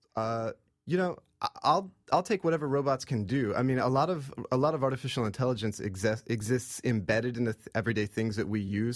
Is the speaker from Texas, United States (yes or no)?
no; Oklahoma, United States; I grew up in Oklahoma, uh, in, in the Cherokee Nation